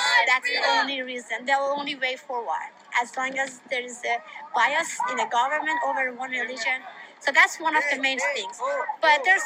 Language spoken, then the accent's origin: English; Iran; English is a second language; moved away as an adult; now in United States; As a woman who was born and raised in Iran, I came to US 22 early, when I was 22.